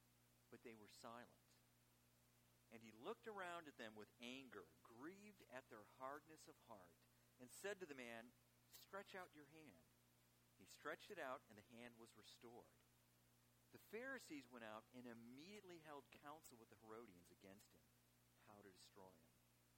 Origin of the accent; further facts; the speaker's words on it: Chicago, Illinois, United States; And actually, I'm from Chicago originally